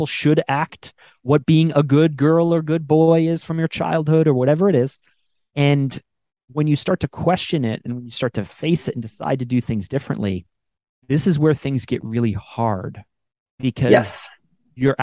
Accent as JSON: {"language": "English", "country": "Canada", "said": "I'm Canadian actually."}